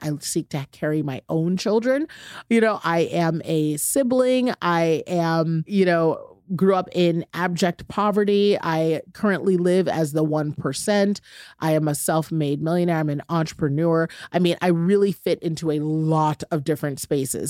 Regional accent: United States; I'm an American

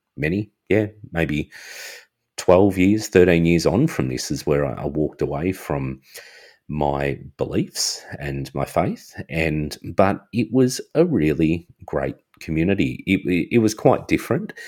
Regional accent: Australia; I'm Australian.

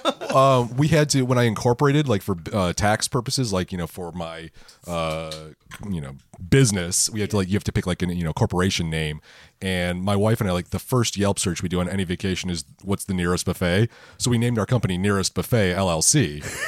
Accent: Michigan, United States; I'm from Michigan

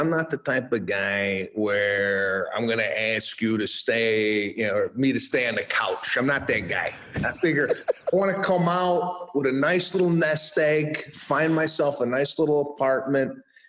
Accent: Chicago, Illinois, United States; moved away as an adult; now in Los Angeles, United States; So I started in 1998. I moved out from Chicago to Los Angeles and started kicking around out here. I had no idea like how to get into this, what to do. I come from a middle-class working family.

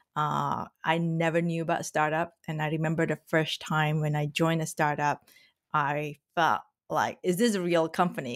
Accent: Indonesia; moved away as an adult; now in United States; So I grew up in Indonesia

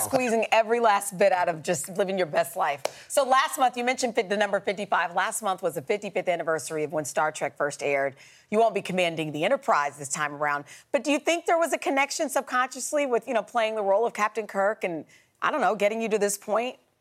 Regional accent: Kansas, United States; I'm from Kansas

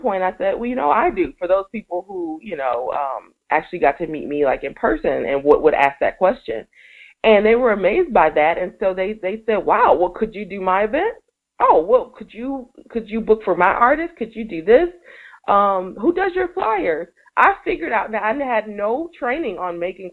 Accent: Milwaukee, Wisconsin, United States; moved away as an adult; also born or lived in Atlanta / California; in February of 2006, I came back home, and I'm an only child, you know, so I needed to come back to my family

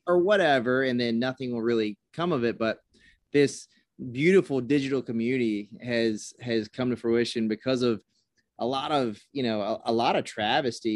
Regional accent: South Carolina, United States; I grew up in South Carolina

